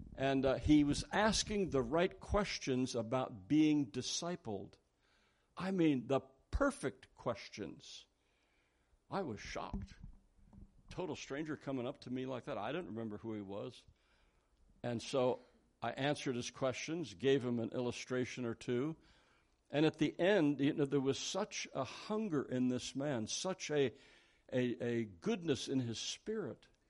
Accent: Philadelphia, Pennsylvania, United States; I was born in Philadelphia.

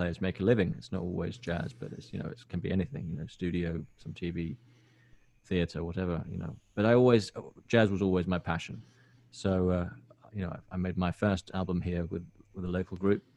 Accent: Helsinki, Uusimaa, Finland; also born or lived in New York; I grew up here in Helsinki, which is the capital of Finland.

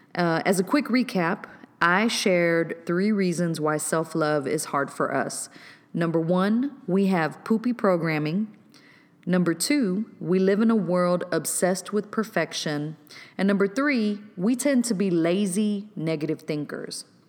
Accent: Waco, Texas, United States; my hometown of Waco, Texas.

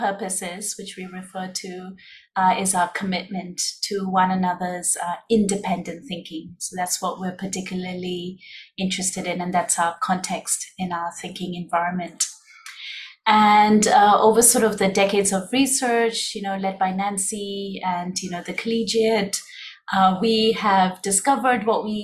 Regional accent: Hong Kong; moved away as an adult; also born or lived in India; now in Singapore; we were both born and raised in Hong Kong.

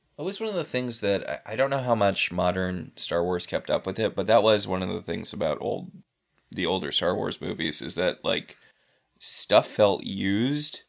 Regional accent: New England, United States; I'm from New England

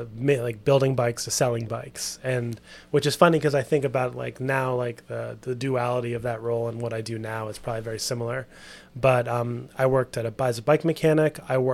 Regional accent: New York City, New York, United States; also born or lived in Westchester, New York / Savannah, Georgia; But I've lived in New York my whole life pretty much, except for going to school at SCAD. But so I grew up in New York, was very fortunate to have a creative family

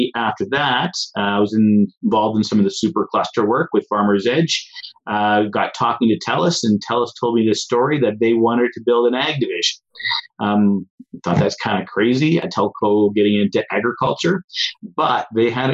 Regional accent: Foremost, Alberta, Canada; also born or lived in Guelph, Ontario; I grew up in Foremost, Alberta, rented farmland when I was 19

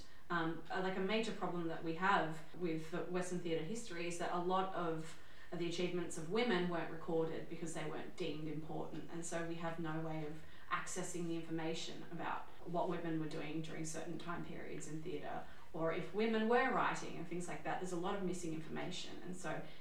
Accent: Ireland; I am Irish

